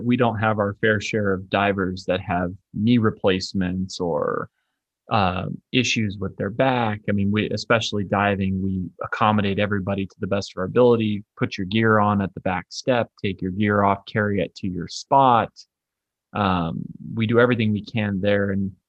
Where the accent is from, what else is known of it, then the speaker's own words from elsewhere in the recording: Arizona, United States; I'm from Arizona, so I just know that we are always 3 hours in front of Arizona.